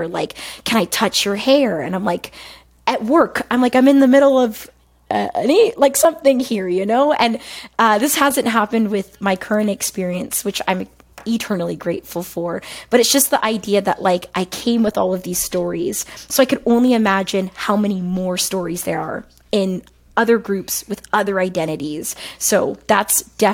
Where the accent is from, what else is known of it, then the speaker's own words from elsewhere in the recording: a city outside of Toronto, Ontario, Canada; accent: African Canadian vernacular; I'm born and raised in a city outside of Toronto